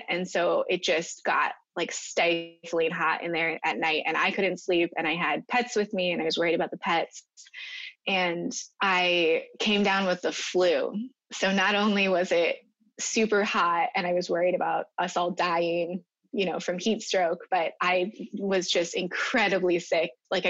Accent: Minnesota, United States; I mean, I grew up partially in Minnesota and partially overseas, and I've always kind of lived near water

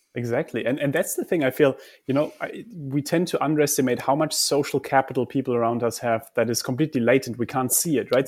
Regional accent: Germany; I come from Germany.

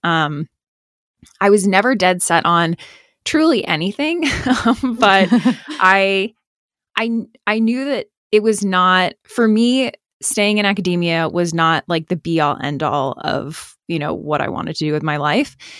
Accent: Boston, Massachusetts, United States; moved away as an adult; also born or lived in New York; I grew up in the Boston area

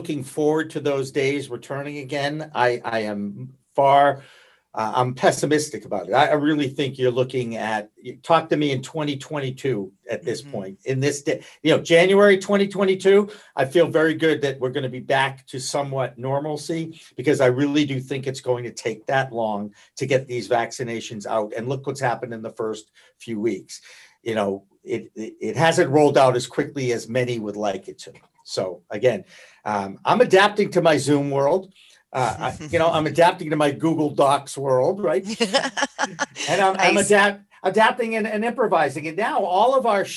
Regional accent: outside of Boston, Massachusetts, United States; I grew up outside of Boston

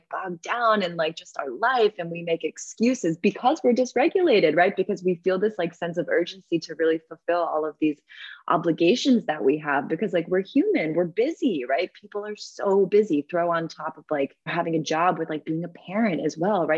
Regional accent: East Coast, United States; also born or lived in New York; now in California, United States; I'm from the East Coast

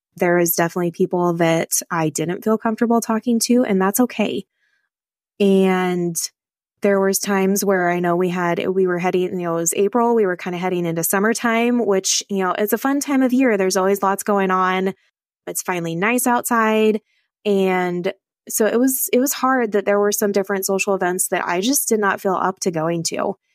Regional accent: Northeast Nebraska, United States; I am from Northeast Nebraska

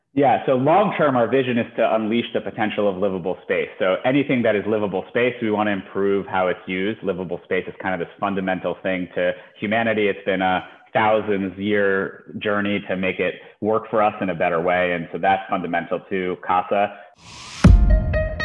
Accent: United States; also born or lived in Ukraine; we moved to the U.S. when I was a little under two years old

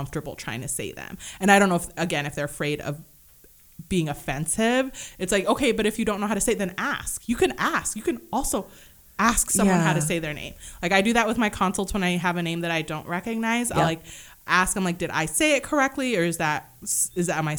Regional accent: Kenya; I'm Kenyan.

